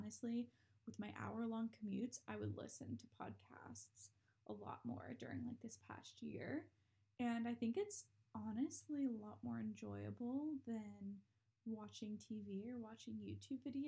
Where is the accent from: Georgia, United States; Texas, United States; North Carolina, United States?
North Carolina, United States; I grew up in North Carolina, just graduated from UNC Charlotte